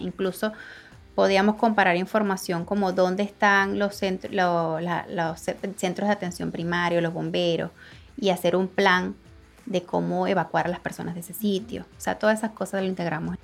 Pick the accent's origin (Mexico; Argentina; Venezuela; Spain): Venezuela; moved away as an adult; now in Dominican Republic; soy venezolana, pero tengo más de cuatro años aquí en República Dominicana